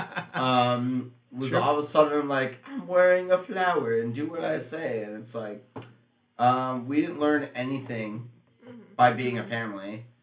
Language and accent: English; New York, United States; I'm from New York, where the roads aren't that bad